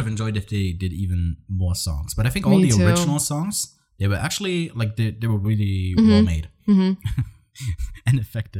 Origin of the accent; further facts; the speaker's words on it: Scotland, United Kingdom; I'm Scottish and I can't do a Scottish